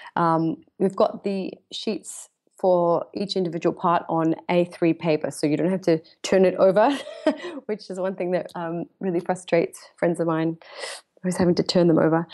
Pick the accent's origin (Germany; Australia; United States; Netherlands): Australia; now in London, United Kingdom; I'm Australian born, so I, I go between the two